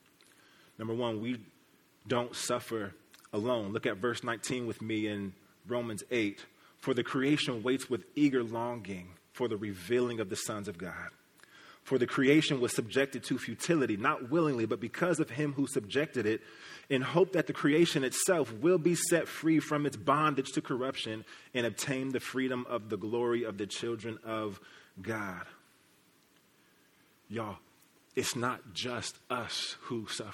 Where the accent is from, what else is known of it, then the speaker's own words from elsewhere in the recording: Kansas City, Missouri, United States; I'm from Kansas City. Kansas City represent the real Kansas City, Missouri, right? Where the Plaza, the Chiefs, the Royals, all that is. That's where I come from